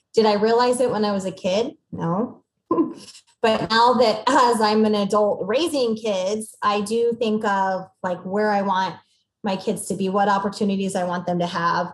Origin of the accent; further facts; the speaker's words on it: Aurora, Missouri, United States; moved away as an adult; also born or lived in Springfield, Missouri; now in Bentonville, Arkansas, United States; growing up in Missouri